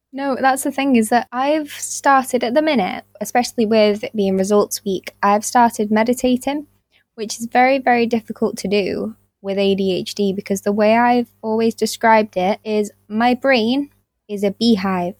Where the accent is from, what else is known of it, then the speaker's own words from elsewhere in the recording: Winsford, North West England, United Kingdom; teaching weekly Spanish workshops in my hometown